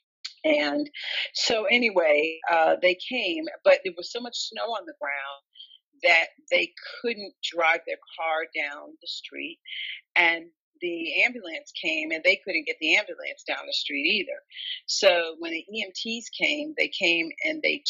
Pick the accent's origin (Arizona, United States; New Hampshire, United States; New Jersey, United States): New Jersey, United States; I'm from New Jersey and we were living in New Jersey at the time